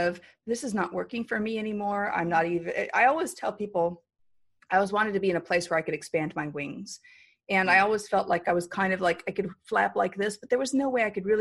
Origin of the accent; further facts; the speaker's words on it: San Diego, California, United States; also born or lived in Hawaii; I grew up in San Diego